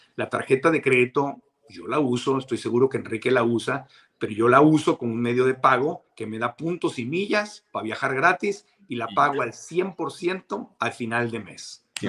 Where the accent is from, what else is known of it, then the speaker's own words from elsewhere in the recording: Tijuana, Baja California, Mexico; moved away; also born or lived in Mexico City; yo en mis tiempos de niño, en Tijuana, en la frontera